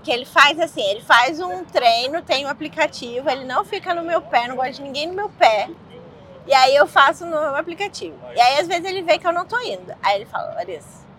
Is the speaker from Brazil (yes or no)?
yes; Rio de Janeiro, Brazil; moved away as an adult; now in New York, United States; eu sou carioca, então eu sempre fui de cidade turística